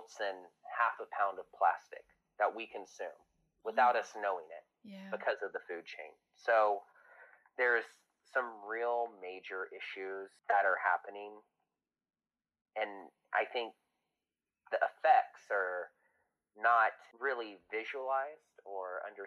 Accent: Texas coast, United States; I grew up on the Texas coast in a really rural area.

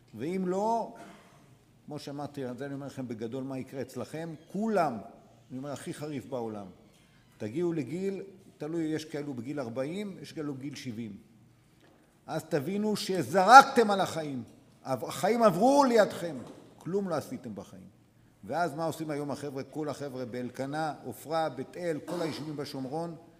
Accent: Dimona, Southern District, Israel; אנחנו גדלנו בדימונה

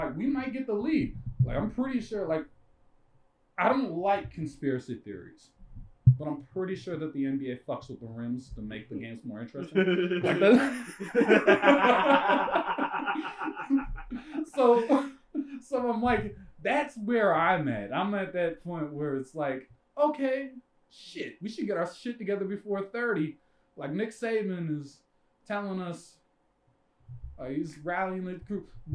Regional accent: Canada; moved away; born in Canada.

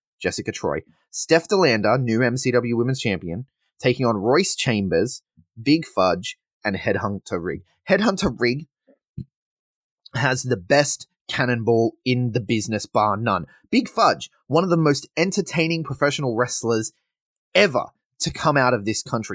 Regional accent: Sydney, New South Wales, Australia; now in Adelaide, Australia; I come from Sydney originally

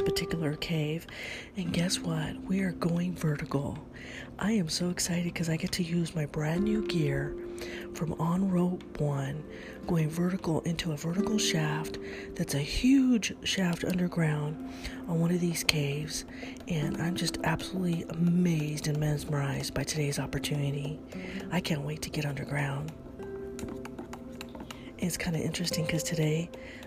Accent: California, United States; California is my home sweet home

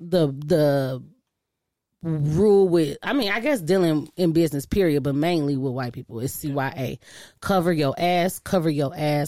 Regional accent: Detroit, Michigan, United States; I grew up in Detroit, because I'm from a black

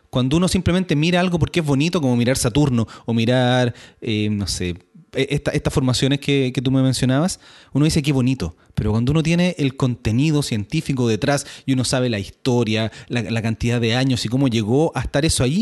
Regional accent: Chile

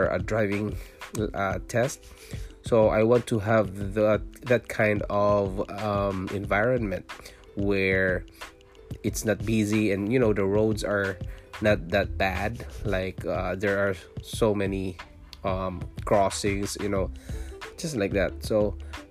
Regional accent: Philippines; moved away as an adult; also born or lived in Singapore; now in Ontario, Canada; I was born in Philippines, I'm a Filipino, and I worked in Singapore

